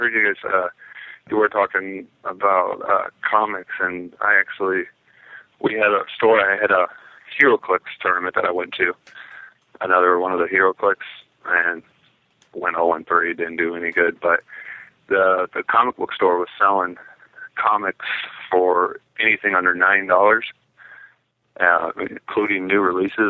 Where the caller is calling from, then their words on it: Iowa, United States; from Iowa.